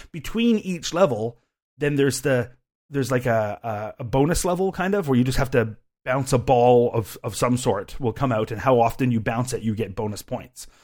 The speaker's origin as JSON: {"language": "English", "country": "Canada", "said": "I am a Canadian"}